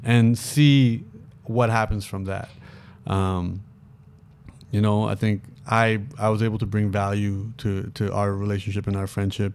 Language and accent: English; Toronto, Ontario, Canada; moved away as an adult; now in Los Angeles, United States; me growing up in Toronto